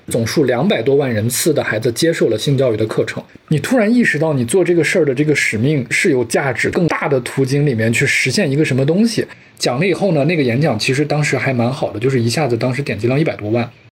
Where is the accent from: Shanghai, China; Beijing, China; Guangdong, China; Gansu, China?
Gansu, China; Lanzhou; moved away as an adult; also born or lived in Qingdao; 我跟刘老师都是在兰州出生的